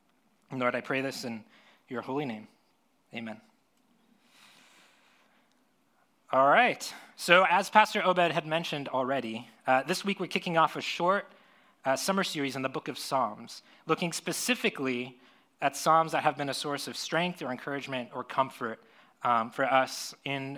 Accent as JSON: {"language": "English", "region": "Florida", "country": "United States", "tie": "born or raised there", "moved": "yes", "lives_now": "San Diego, United States", "said": "I grew up in Florida"}